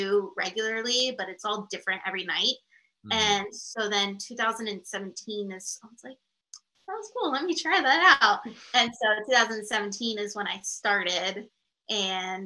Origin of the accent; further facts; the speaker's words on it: South Florida, United States; moved away as an adult; now in California, United States; I'm actually originally from Florida